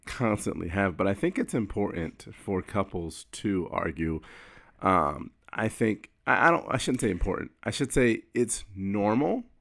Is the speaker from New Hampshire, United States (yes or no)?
no; Florida, United States; I wear reef sandals 'cause I'm from Florida